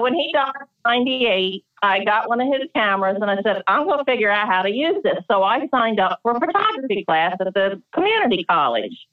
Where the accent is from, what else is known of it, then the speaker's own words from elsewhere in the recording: Delaware, United States; now in Maryland, United States; I grew up in Delaware